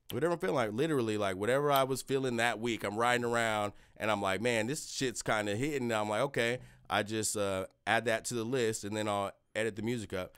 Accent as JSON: {"language": "English", "town": "Lenexa", "region": "Kansas", "country": "United States", "tie": "born or raised there", "also_born_or_lived": "Shawnee, Kansas", "said": "I'm born in K C K. I, um, grew up in, like, Lenexa in Kansas City, Missouri"}